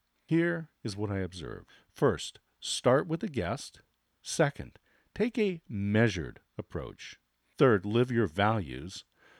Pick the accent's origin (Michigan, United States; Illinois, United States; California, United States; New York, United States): California, United States; Now, I grew up in Disneyland.